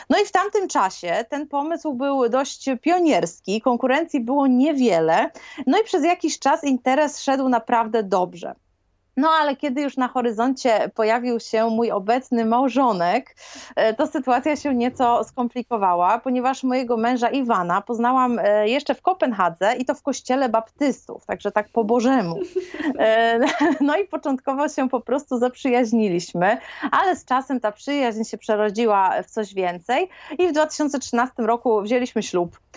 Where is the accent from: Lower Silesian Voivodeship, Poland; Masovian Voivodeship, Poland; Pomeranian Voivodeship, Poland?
Pomeranian Voivodeship, Poland; Gdańsk; moved away as an adult; also born or lived in Copenhagen, Denmark; now in Faroe Islands; pochodzę z Gdańska. Od prawie 10 lat mieszkam na Wyspach Owczych